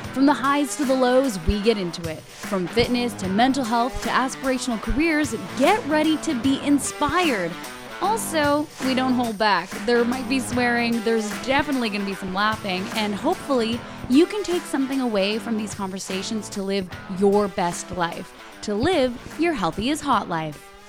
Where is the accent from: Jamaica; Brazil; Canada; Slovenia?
Canada; I'm a Canadian. I've lived in Canada my whole life